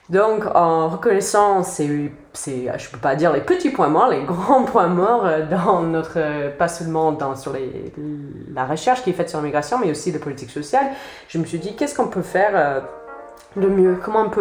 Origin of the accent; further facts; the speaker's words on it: United States; French is a second language; moved away as an adult; also born or lived in Boston; now in France; J'ai un accent parce que je suis bien américaine. J'ai habité aux États-Unis jusqu'à 2013, donc ça fait presque 7 ans que je suis en France.